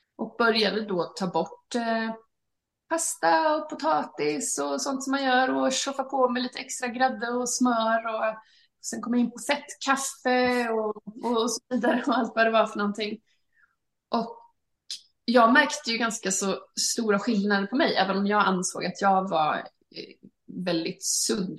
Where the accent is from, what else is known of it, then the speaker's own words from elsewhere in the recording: Halmstad, Halland County, Sweden; moved away as an adult; also born or lived in London; jag var hemma i Sverige då, i, i Halmstad